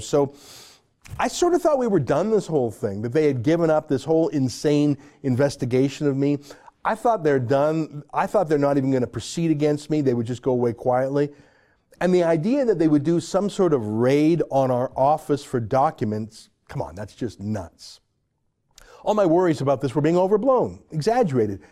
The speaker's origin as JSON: {"language": "English", "country": "Canada", "also_born_or_lived": "Toronto", "said": "a Canadian"}